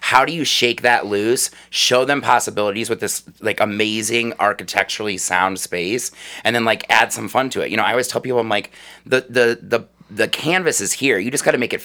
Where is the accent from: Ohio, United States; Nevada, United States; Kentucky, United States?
Ohio, United States; Cleveland; moved away as an adult; also born or lived in Chicago, Illinois; I grew up in West Park, right around the corner.